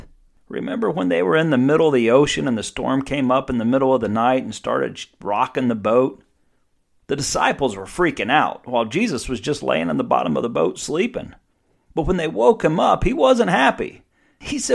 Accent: East Coast, United States; I'm in real estate, but I'm from the East Coast

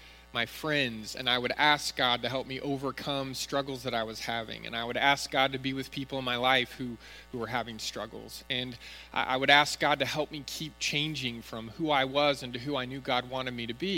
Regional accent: Northern California, United States; When I was growing up in Northern California, going to church, we always had summer Bible camp

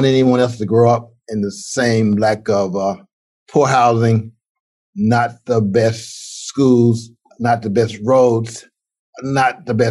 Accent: Alabama, United States; moved away; I grew up in Alabama, was born in 1952.

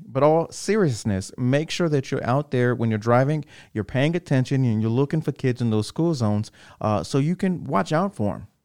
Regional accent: Killeen, Texas, United States; I'm from Killeen, and my dad was in 2nd Armored Division

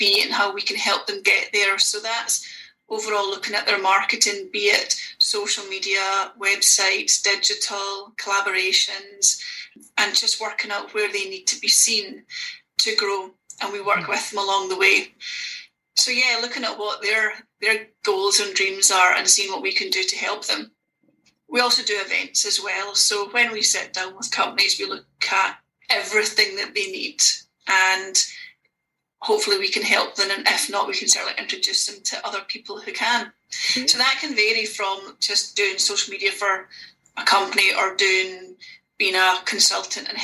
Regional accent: Oban, Scotland, United Kingdom; moved away as an adult; now in Glasgow, United Kingdom; I live in Glasgow, but I'm from Oban.

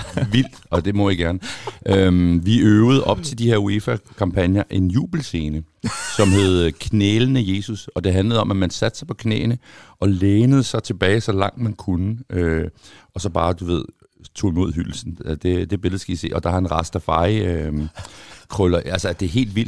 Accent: Copenhagen, Capital Region of Denmark, Denmark; har jeg født og opvokset i København

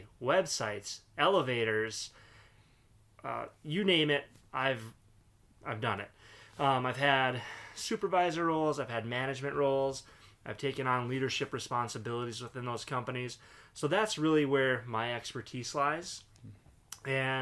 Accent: Duluth, Minnesota, United States; Born and raised in Duluth, Minnesota.

